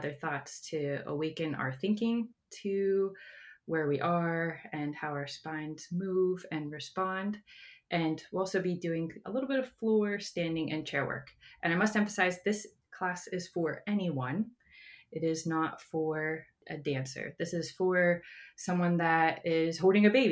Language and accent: English; Johnstown, Pennsylvania, United States; now in Maryland, United States; I am from Pennsylvania, an area called Johnstown, and I moved here to Maryland in 2008